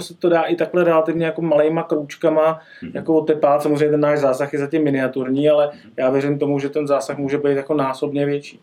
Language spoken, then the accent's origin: Czech; Czechia; u nás v Čechách